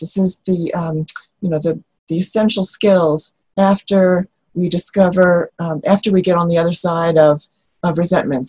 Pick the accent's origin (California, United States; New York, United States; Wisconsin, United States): New York, United States; moved away; I come from New York